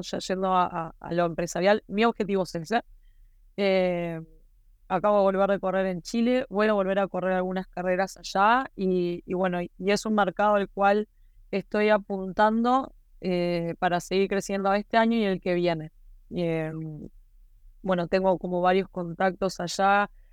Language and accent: Spanish; Maldonado, Uruguay; yo soy de Maldonado